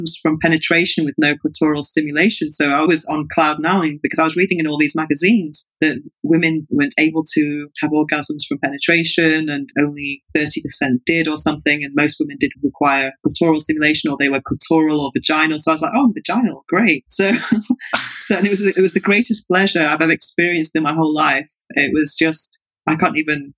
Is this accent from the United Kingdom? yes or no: yes; England, United Kingdom; now in Barcelona, Spain; I'm from an Irish Catholic family, but I was growing up in England.